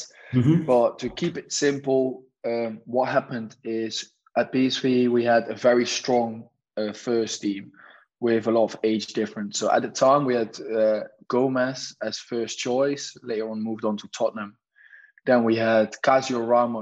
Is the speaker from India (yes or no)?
no; Nijmegen, Gelderland, Netherlands; moved away as an adult; also born or lived in England; I was a number three at NEC Nijmegen, my hometown professional team